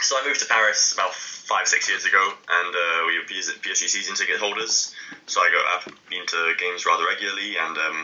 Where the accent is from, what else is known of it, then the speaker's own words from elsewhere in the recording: London, United Kingdom; I grew up in London